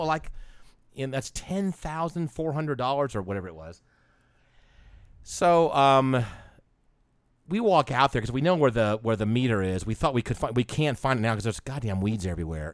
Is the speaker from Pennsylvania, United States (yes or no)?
no; Atlanta, Georgia, United States; I'm from Atlanta